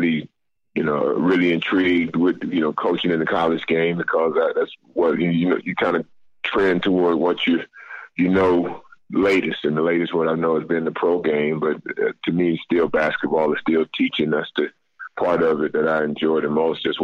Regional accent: North Carolina, United States; moved away; go back to my home state, my North Carolina, where I grew up

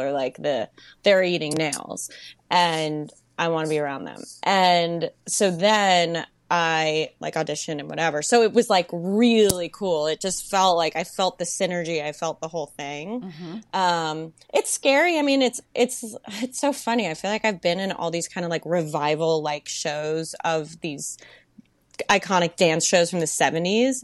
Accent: Melbourne, Florida, United States; moved away as an adult; also born or lived in Virginia; now in New York City, United States; I went to school in Virginia, and I grew up in Melbourne, Florida

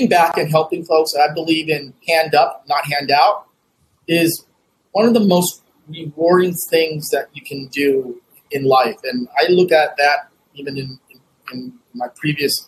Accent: United States; also born or lived in Vietnam (home country, left as child); I did make a trip back to my home country in my early 30s, and just to reconnect with the world I left behind, because I kind of like, I jokingly said, tell folks, like, you know, I'm a corn-fed Asian, right? And so like, I'm as American as American me

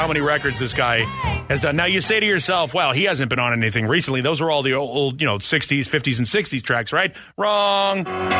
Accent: Boston, Massachusetts, United States; being from Boston

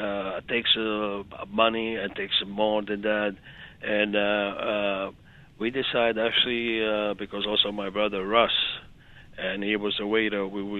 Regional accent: Montenegro; moved away; Well, since we're coming from Montenegro, former

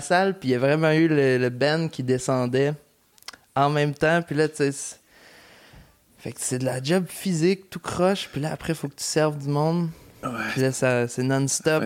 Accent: Lévis, Quebec, Canada; je viens du lieu Lévis

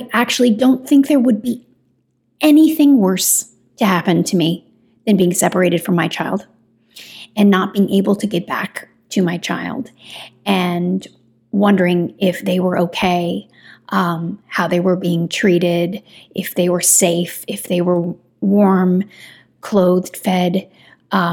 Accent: Kentucky, United States; I'm from Kentucky

